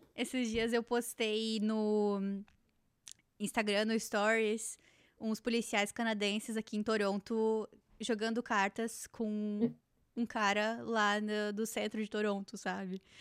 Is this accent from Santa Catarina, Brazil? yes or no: yes; Joinville, Santa Catarina, Brazil; moved away; also born or lived in Jaraguá do Sul; eu vim do Joinville e morando lá em Jaraguá